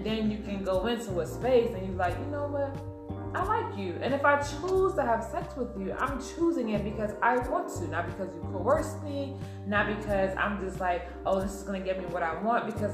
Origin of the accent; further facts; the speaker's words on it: New York, United States; I'm from New York